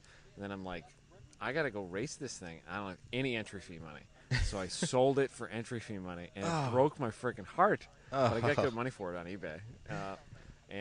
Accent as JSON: {"language": "English", "country": "United States", "said": "I'm from America"}